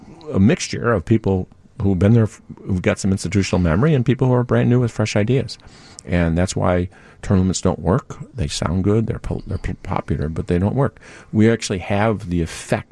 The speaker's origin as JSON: {"language": "English", "town": "Winfield", "region": "Illinois", "country": "United States", "tie": "born or raised there", "lives_now": "Chicago, United States", "said": "I grew up in DuPage County in Winfield, Illinois"}